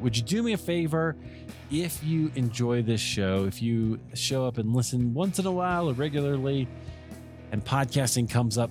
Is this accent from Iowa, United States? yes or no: yes; Iowa, United States; I grew up in Iowa